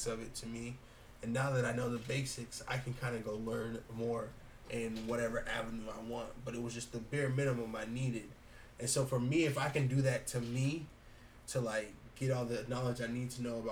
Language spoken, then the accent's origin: English; United States; Being an American in America as a black man